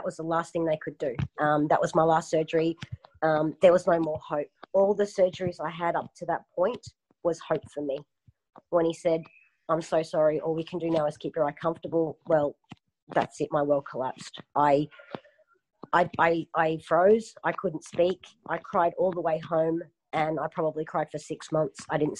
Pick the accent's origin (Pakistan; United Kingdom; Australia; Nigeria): Australia; Melbourne, Victoria; born there; moved away; also born or lived in Queensland; I was born in Melbourne and, it's like a 2-hour flight for me now. It's a very cold state.